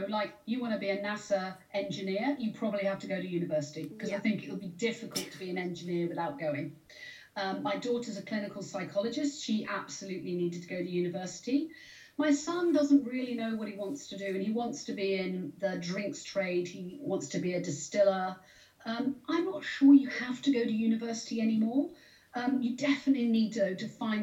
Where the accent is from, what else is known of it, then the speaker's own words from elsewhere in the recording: Cornwall, South West England, United Kingdom; I grew up in Cornwall